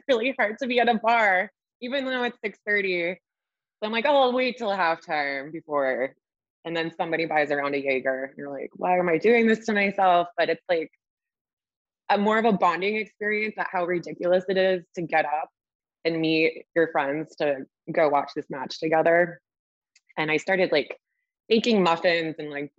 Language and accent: English; Iowa, United States; now in Bay Area, United States; I'm from Iowa